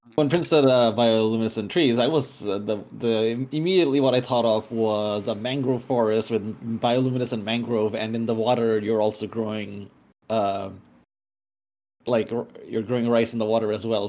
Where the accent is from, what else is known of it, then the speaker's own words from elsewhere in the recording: Bangladesh; I'm from Bangladesh